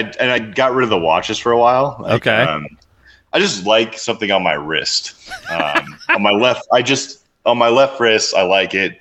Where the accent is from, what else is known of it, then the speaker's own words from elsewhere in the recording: United States; I'm American